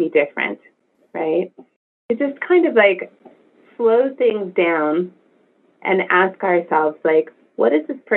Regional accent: California, United States; I'm from California, we had Price Club

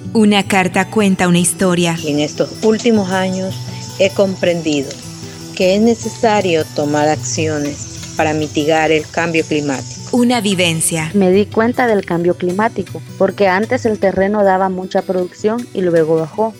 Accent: Pueblo Nuevo, Estelí, Nicaragua; Soy de la comunidad del Colorado, municipio de Pueblo Nuevo, Estelí, en Nicaragua

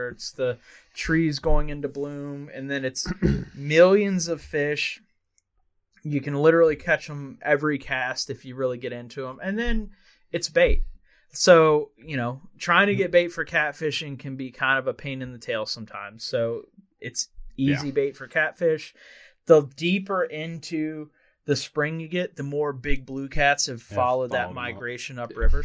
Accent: Central Virginia, United States; we grew up here in Central Virginia. We still live here

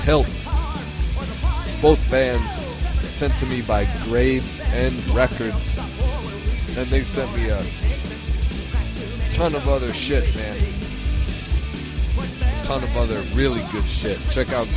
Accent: New York, United States; I am from New York

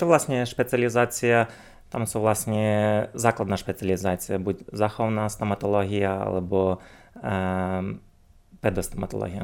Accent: Uzhhorod, Zakarpattia Oblast, Ukraine; moved away as an adult; now in Slovakia; pochádzam z Ukrajiny, konkrétne z mesta Užgorod, e, čo sa nachádza vlastne na hranici so Slovenskom.

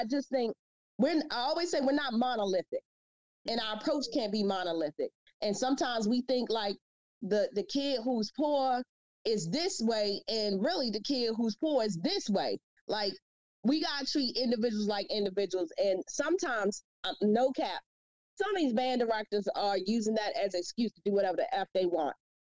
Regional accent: Washington, District of Columbia, United States; You do know I'm from Southeast DC, right?

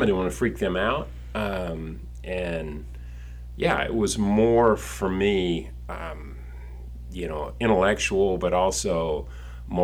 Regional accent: Alabama, United States; moved away as an adult; also born or lived in Houston, Texas / Frisco, Texas / Fort Worth, Texas; now in Texas, United States; my roots growing up in Alabama

